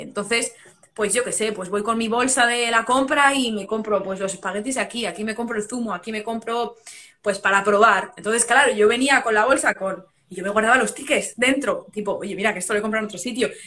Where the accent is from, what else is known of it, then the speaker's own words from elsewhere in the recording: Madrid, Community of Madrid, Spain; moved away as an adult; now in Dublin, Ireland; España es mi sitio, Madrid es.